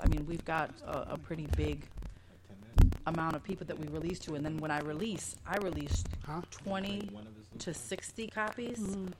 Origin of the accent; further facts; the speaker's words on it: Chicago, Illinois, United States; I'm from Chicago, but Missouri, the show me state.